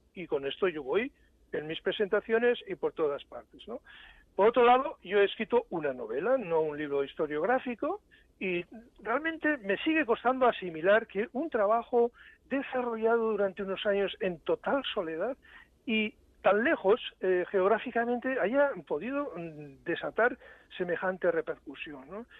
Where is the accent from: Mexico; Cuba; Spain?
Spain; San Sebastián, Basque Country; now in Germany; haber vivido en mi ciudad natal, en San Sebastián